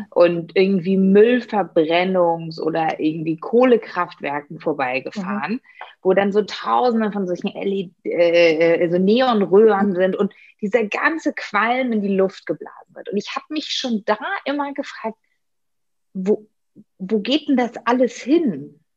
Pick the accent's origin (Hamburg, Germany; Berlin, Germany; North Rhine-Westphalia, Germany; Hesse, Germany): Berlin, Germany; liebe Grüße in meiner